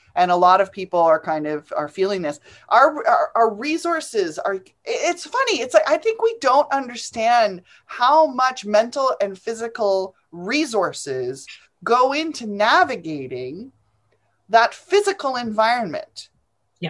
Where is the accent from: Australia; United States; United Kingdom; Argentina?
United Kingdom; England; now in Canada; I was an immigrant. I came over from from England. It doesn't matter. I come from England.